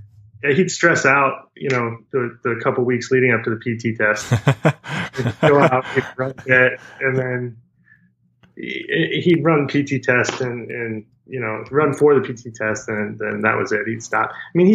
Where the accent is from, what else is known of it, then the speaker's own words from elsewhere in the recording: Colorado Springs, Colorado, United States; Yeah, I actually grew up in Colorado Springs. It's my hometown.